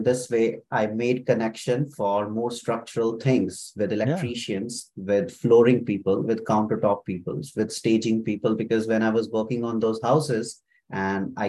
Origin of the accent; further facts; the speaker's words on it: Kapurthala, Punjab, India; moved away as an adult; now in Ottawa, Canada; I was born in India in a very small town, Kapurthala of Punjab in the northern India. So that's where I belong from